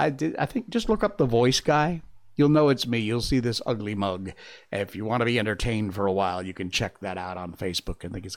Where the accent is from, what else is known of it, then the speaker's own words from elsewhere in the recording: Connecticut, United States; accent: neutral American; I'm from Connecticut, so I have what I consider to be kind of a neutral American accent.